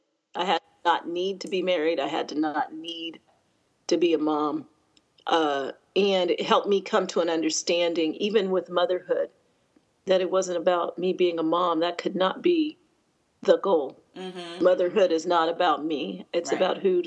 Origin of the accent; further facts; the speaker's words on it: Colorado, United States; now in Atlanta, United States; I grew up in Colorado, from the age of 10. My dad was stationed there. I'm an Air Force brat. And so I consider that where I grew up. And just so happened that Jeff and I both ended up in Atlanta.